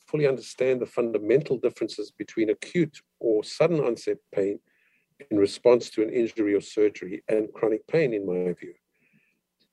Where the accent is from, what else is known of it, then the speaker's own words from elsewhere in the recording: Cape Town, Western Cape, South Africa; moved away as an adult; now in Canada; I'm from Cape Town, South Africa, and I went to school there and went to the University of Cape Town